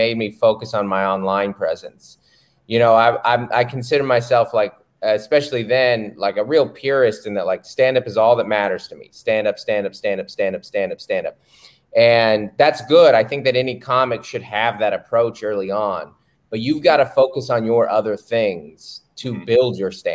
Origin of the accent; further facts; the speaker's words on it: Seattle, Washington, United States; I'm from Seattle